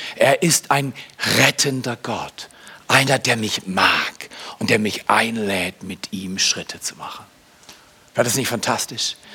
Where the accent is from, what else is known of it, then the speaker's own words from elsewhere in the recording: Germany; Ich bin Deutscher